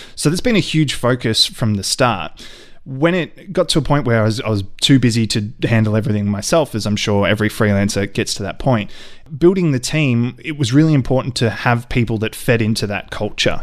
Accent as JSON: {"language": "English", "town": "Ballarat", "region": "Victoria", "country": "Australia", "tie": "born or raised there", "said": "a friend of mine who I, I grew up with in Ballarat"}